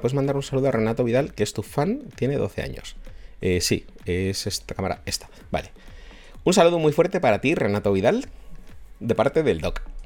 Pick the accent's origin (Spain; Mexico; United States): Spain; soy de España y vivo en Madrid